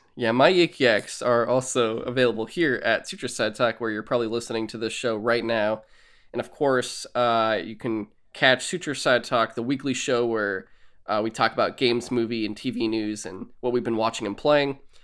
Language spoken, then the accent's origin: English; San Francisco, California, United States; I was born in San Francisco way later